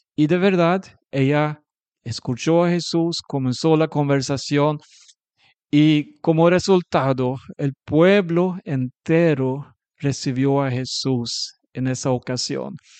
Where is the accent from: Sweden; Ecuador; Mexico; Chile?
Sweden; un sueco